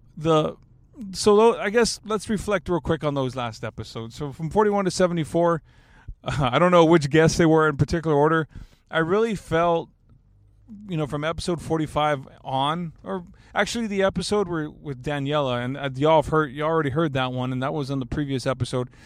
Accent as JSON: {"language": "English", "town": "Alice", "region": "Texas", "country": "United States", "tie": "born or raised there", "said": "my hometown"}